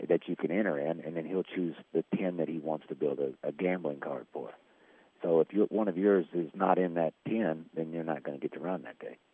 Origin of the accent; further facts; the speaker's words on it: Fort Smith, Arkansas, United States; also born or lived in Hot Springs, Arkansas; I'm from Fort Smith, Arkansas.